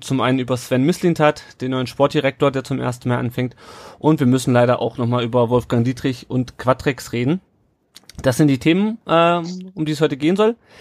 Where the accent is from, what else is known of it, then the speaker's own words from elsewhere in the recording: Kassel, Hesse, Germany; Ich komme aus Kassel ursprünglich